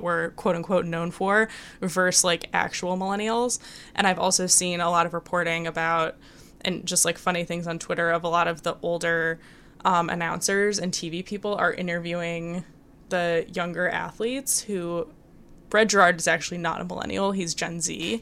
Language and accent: English; Michigan, United States; moved away; when I was growing up in Michigan